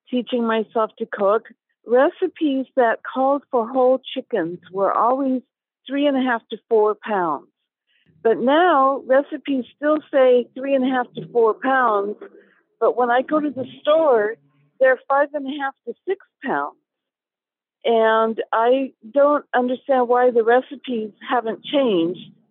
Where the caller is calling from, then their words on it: Cincinnati, Ohio, United States; I'm calling you from Cincinnati, Ohio.